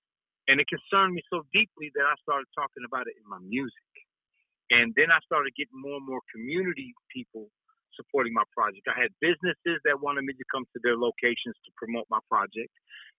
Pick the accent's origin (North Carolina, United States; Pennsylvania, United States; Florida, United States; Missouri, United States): North Carolina, United States; moved away as an adult; now in Texas, United States; In 2002, I came to Texas from North Carolina. So I was pursuing my dream in music.